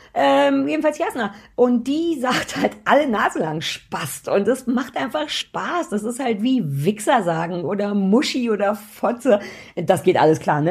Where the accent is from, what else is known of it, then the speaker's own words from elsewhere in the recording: Germany; sehr offen groß geworden in der DDR.